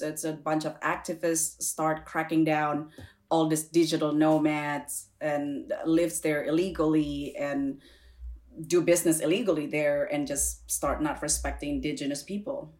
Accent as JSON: {"language": "English", "country": "Indonesia", "moved": "yes", "lives_now": "United States", "said": "we're all uh, Chinese, Indonesian"}